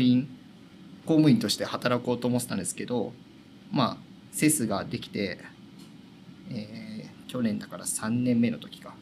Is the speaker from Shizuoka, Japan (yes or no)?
yes; Hamamatsu, Shizuoka, Japan; もう生まれてからずっと浜松です